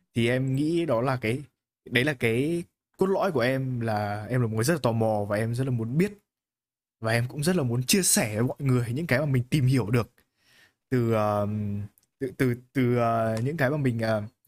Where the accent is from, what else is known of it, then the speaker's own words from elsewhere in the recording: Hanoi, Vietnam; em cũng sống từ bé ở Hà Nội